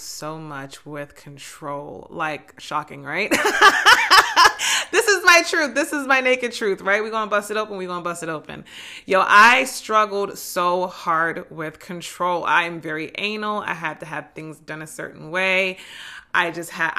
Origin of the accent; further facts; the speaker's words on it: New Jersey, United States; I'm from Jersey